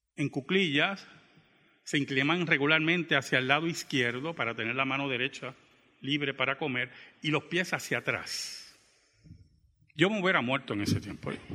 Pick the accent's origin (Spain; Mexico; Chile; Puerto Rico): Puerto Rico; Bayamón; born or raised there; also born or lived in Santurce, Puerto Rico